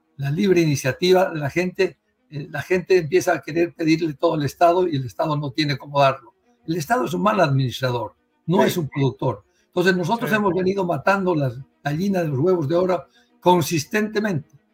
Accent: Santa Cruz de la Sierra, Santa Cruz, Bolivia; mi familia misma en los años 60, yo me crié en Santa Cruz, hemos migrado hacia la libertad

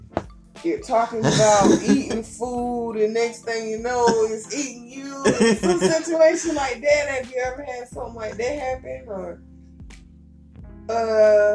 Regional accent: Columbia, United States; born or raised there

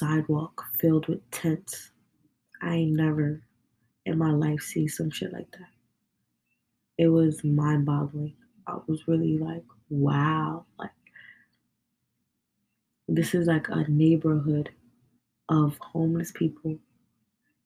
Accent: New York, United States; I'm from New York. And us people, you know, from New York

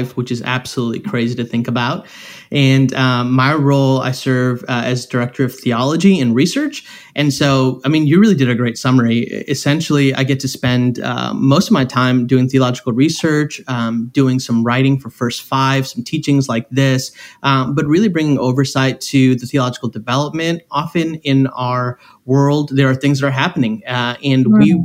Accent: right outside of Chicago, Illinois, United States; I'm from right outside of the city of Chicago.

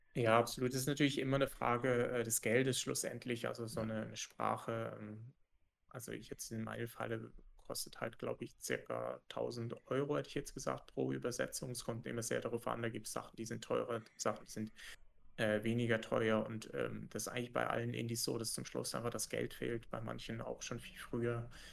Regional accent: Germany; als Deutscher, also als Entwickler aus Deutschland

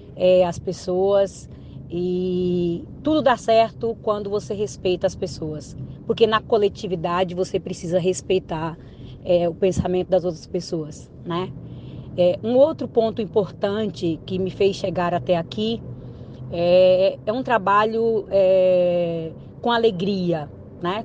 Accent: Indianópolis, Tocantins, Brazil; eu nasci em Indianópolis, Tocantins, na época era Goiás

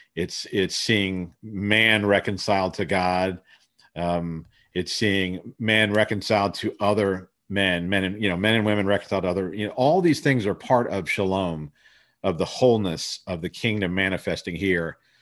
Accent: Columbus, Ohio, United States; also born or lived in Sri Lanka / Florida; I was born in Sri Lanka and, uh, but was raised in Ohio. My dad went to a high state, and so our family settled there, and so I grew up in, in Columbus, Ohio.

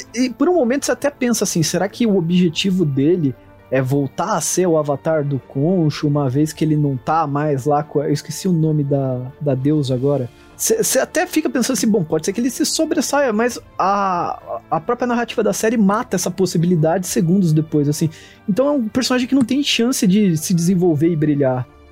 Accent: Brazil; como brasileiro

